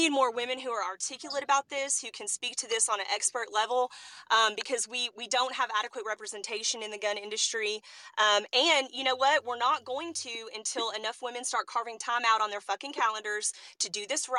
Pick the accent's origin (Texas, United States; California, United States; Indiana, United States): Texas, United States; I'm from Texas. I drove up to Missouri